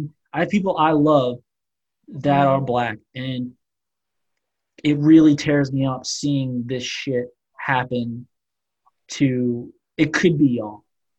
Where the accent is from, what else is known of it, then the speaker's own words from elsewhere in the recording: New Orleans, Louisiana, United States; Growing up in New Orleans, like I lived around Black people my entire life. Like I was very comfortable. My stepdad's Black.